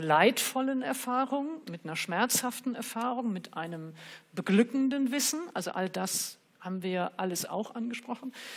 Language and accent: German; Germany; als Deutsche mit Nazi-Hintergrund